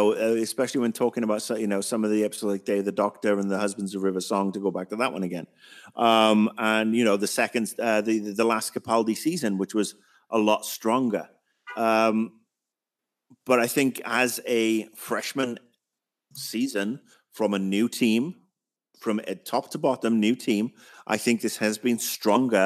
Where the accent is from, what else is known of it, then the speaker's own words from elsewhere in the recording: United Kingdom; me as a Brit